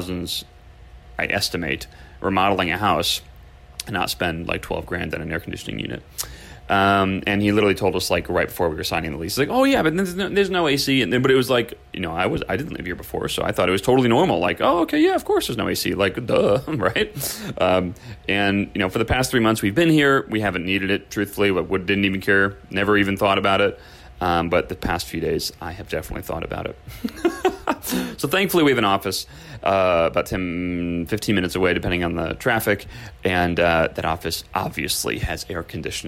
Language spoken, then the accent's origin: English; Chicago, Illinois, United States; now in California, United States; I grew up in Chicago, the Midwest